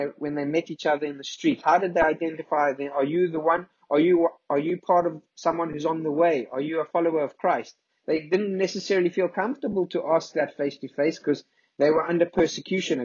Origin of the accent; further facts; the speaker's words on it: South Africa; if we come from South Africa